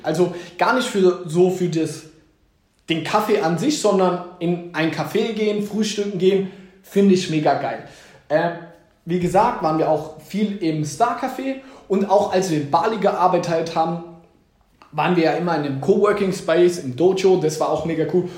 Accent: Mannheim, Baden-Württemberg, Germany; wenn mich Leute fragen, wo kommst du her, sage ich eher aus Mannheim, niemals aus Heidelberg

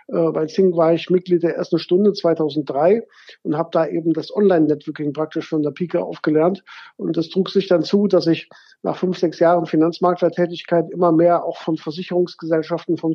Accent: Gummersbach, North Rhine-Westphalia, Germany; now in Cologne, Germany; bin 1999, wie eben gesagt, nach Köln gekommen. Ich meine, ich komme aus Gummersbach, das ist nicht so weit her

